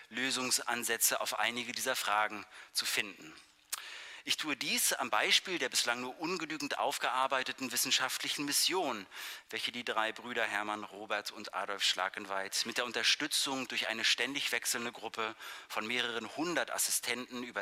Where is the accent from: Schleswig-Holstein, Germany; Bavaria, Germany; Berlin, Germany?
Berlin, Germany; born there; Ich freue mich sehr über diese Einladung nach Berlin, meine Geburtsstadt.